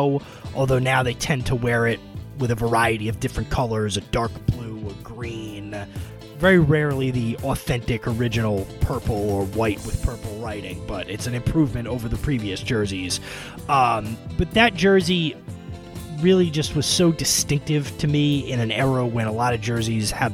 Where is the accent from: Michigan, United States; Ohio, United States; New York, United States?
New York, United States; suburban New York area, United States; as you might be able to tell from my accent, I grew up in the suburban New York area